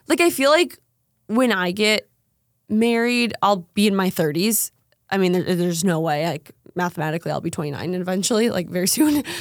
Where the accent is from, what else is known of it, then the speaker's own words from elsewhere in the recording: Minnesota, United States; moved away; also born or lived in North Dakota; I'm from Minnesota